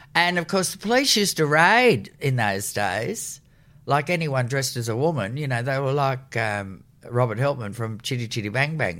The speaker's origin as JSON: {"language": "English", "town": "Sydney", "region": "New South Wales", "country": "Australia", "tie": "born or raised there", "said": "I was born in Crown Street Women's Hospital, so that was before the war had ended."}